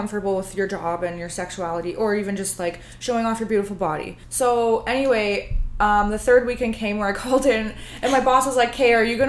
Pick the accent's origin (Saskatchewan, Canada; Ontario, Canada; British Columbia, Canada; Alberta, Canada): Ontario, Canada; born or raised there; moved away